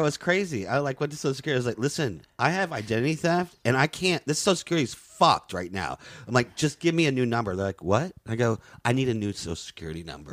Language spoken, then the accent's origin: English; Southeast, United States; moved away; also born or lived in Florida / Louisiana / New York; I, I grew up in the Southeast, Florida and Louisiana.